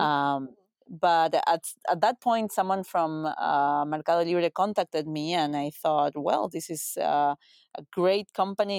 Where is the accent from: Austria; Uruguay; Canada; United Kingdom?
Uruguay; moved away as an adult; also born or lived in United States; I'm from Uruguay, which is a small country in Latin America, New York to Argentina and Brazil, uh, small country of three million people. Uh, I was born and raised there